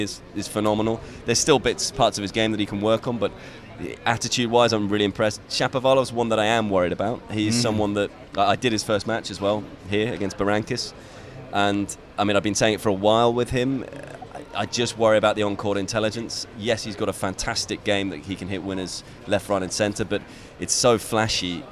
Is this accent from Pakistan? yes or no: no; United Kingdom; being British myself